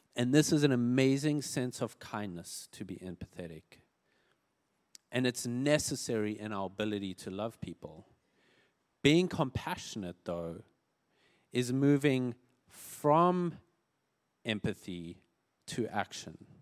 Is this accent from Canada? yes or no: no; South Africa; moved away; I grew up in South Africa